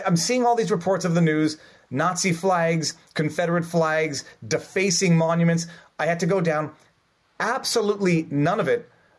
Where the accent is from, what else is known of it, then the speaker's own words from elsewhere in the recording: Montreal, Quebec, Canada; in Montreal, in my hometown